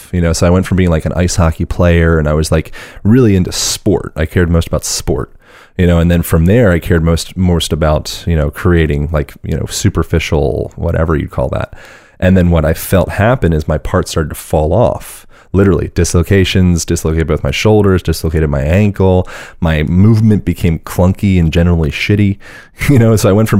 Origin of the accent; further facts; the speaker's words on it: Pennsylvania, United States; born there; born in Pennsylvania.